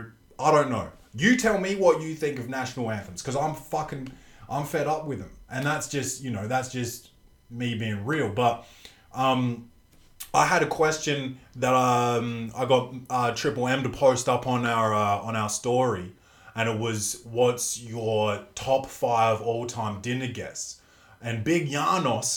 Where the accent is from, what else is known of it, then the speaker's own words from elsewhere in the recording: Australia; I'm Australian